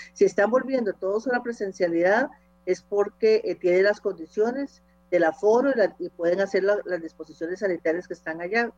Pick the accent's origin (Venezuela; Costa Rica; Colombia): Costa Rica; como ciudadanos costarricenses